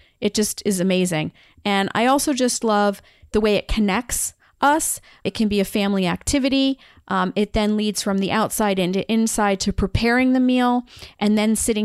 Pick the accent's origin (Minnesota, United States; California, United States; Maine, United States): Maine, United States; because I grew up in Maine